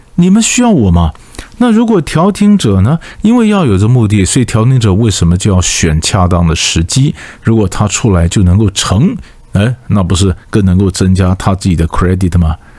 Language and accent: Chinese; Taiwan; 我们台湾话